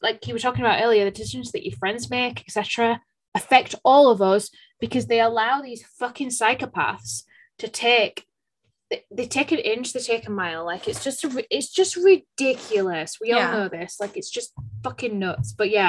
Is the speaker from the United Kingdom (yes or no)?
yes; United Kingdom; I should know this because I'm a Brit